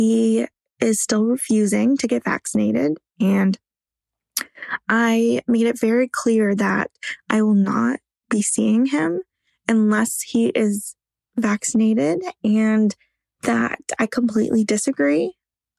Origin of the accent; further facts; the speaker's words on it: Canada; I am from Canada